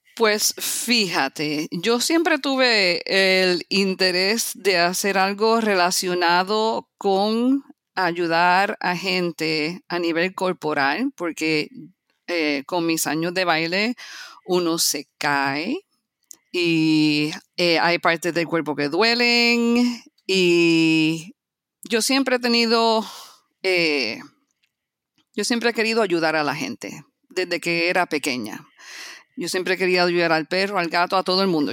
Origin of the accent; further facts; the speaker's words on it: Puerto Rico; moved away as an adult; also born or lived in New York City, United States; now in Florida, United States; yo nací en los Estados Unidos, en la ciudad de Nueva York. Me mudé para Puerto Rico a la edad de 7 años. Viví 29 años